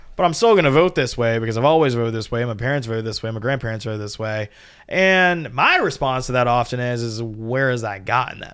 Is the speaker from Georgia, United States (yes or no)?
yes; Georgia, United States; I'm from Georgia.